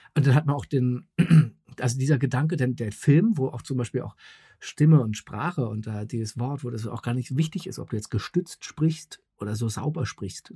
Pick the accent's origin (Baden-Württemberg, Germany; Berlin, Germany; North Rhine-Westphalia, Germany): Berlin, Germany; ich bin in West-Berlin Westberlin äh, groß geworden mit Mickey Mouse und Coca-Cola